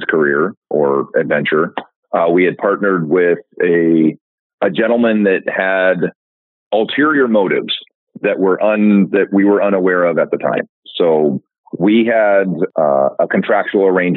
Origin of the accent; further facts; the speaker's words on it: Sacramento, California, United States; now in Gig Harbor, United States; I grew up in Sacramento, California